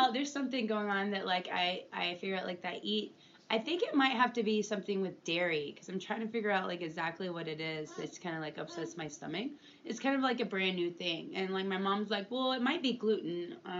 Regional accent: Beaumont, Texas, United States; also born or lived in Midland, Texas; now in Austin, United States; I'm from Beaumont, Texas.

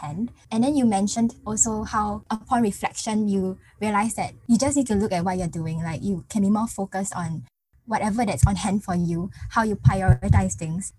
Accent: Singapore; Growing up in Singapore, in a competitive environment where everyone compares with one another

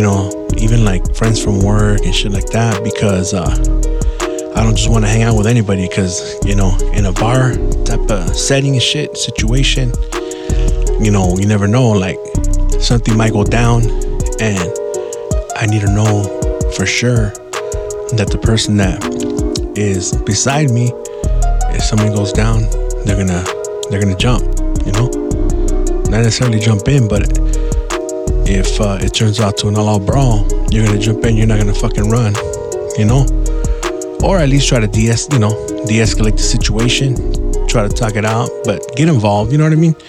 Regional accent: San Gabriel, California, United States; I grew up in San Gabriel, in the Barrio Sangra

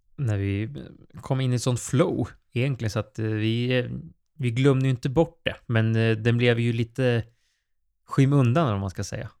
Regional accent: Sweden

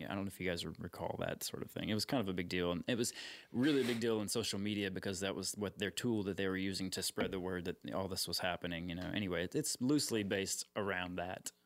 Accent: Austin, Texas, United States; I'm actually from Austin. I'm one of the rare Austinites.

